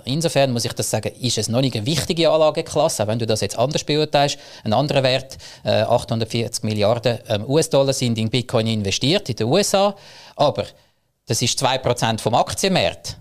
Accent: Zug, Switzerland; Ich komme aus dem Crypto Valley Zug

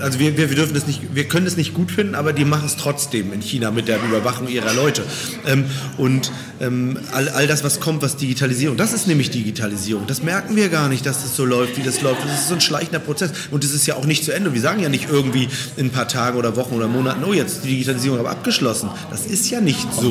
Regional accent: Berlin, Germany; Bei uns in Berlin

